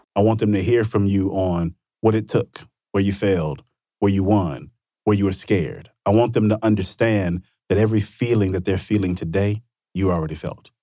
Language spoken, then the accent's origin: English; Vicksburg, Mississippi, United States; my hometown, Vicksburg, Mississippi, small town, Mississippi.